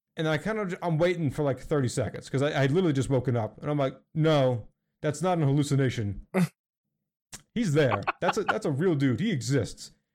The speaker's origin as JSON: {"language": "English", "town": "Philadelphia", "region": "Pennsylvania", "country": "United States", "said": "I'm from Philly"}